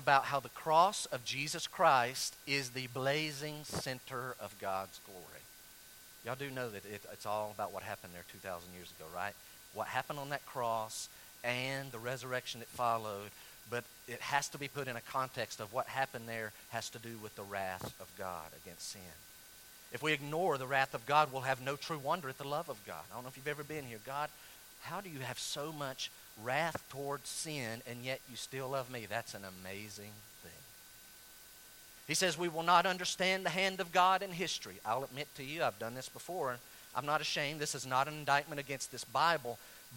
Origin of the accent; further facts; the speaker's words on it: North Carolina, United States; where I grew up in North Carolina